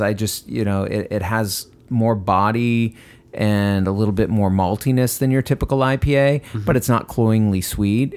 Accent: Westbrook, Maine, United States; moved away; my hometown of Westbrook, Maine

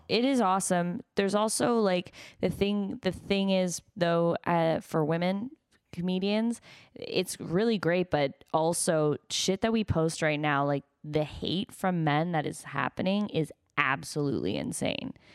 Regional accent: United States; I'm American

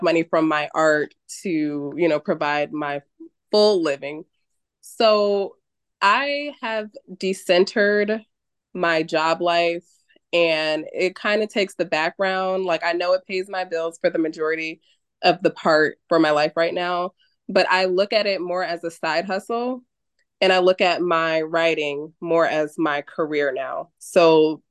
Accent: New Haven, Connecticut, United States; I am from New Haven, Connecticut.

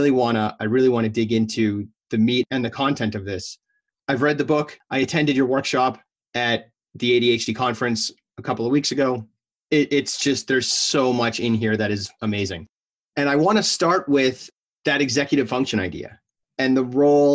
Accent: Massachusetts, United States; we're both from Massachusetts

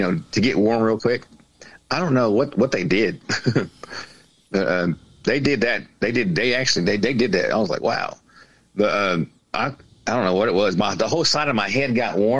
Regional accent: Oklahoma, United States; I grew up in Oklahoma

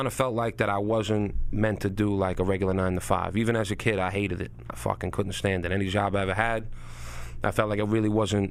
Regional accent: Long Island, New York, United States; accent: Long Island; I'm from Long Island, New York. But I'm also all over New York

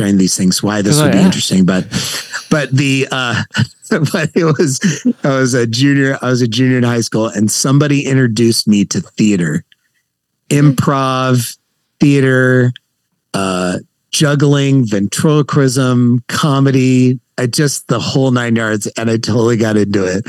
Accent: San Jose, California, United States; now in Santa Clarita, United States; I grew up born and raised in San Jose, California

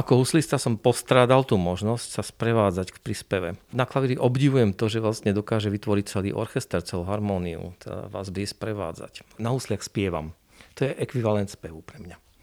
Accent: eastern Slovakia, Slovakia; my sme z východného Slovenska

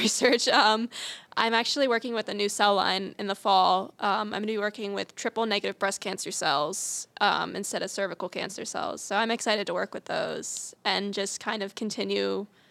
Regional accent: outside of Harrisburg, Pennsylvania, United States; I'm from outside of Harrisburg, Pennsylvania.

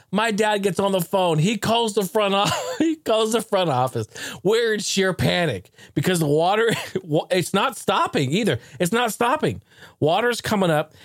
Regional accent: Portland, Oregon, United States; my hometown.

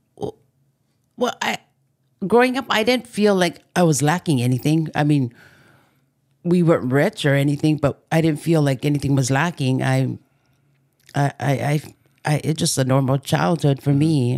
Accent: Maili, Hawaii, United States; I grew up in Waianae, s, um, actually Maili

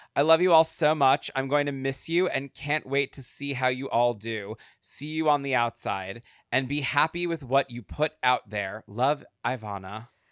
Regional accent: East Coast, United States; moved away; I'm originally from the East Coast

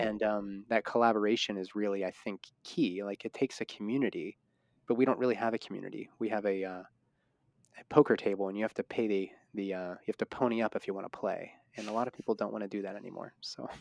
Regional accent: Pittsburgh, Pennsylvania, United States; that's my hometown.

